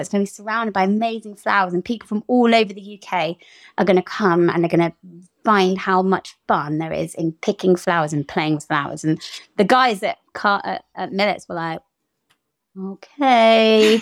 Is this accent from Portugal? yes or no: yes; Portugal; moved away; growing up in Portugal